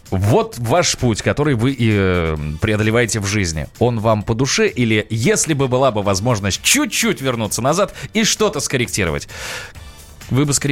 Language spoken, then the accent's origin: Russian; Nizhny Novgorod, Nizhny Novgorod Oblast, Russia; now in Moscow, Russia; ну, я не из Москвы, я приехал из Нижнего Новгорода, а, какое-то продолжительное время живу